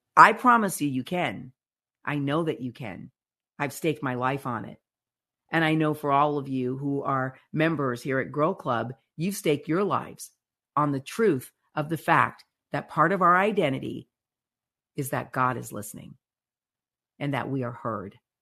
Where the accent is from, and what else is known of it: United States